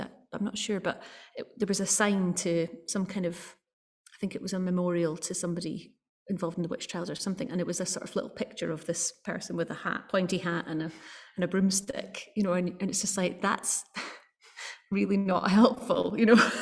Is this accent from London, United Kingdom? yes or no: no; Edinburgh, Scotland, United Kingdom; I'm I'm from Edinburgh, but my my family are from Rossshire my mum's side of the family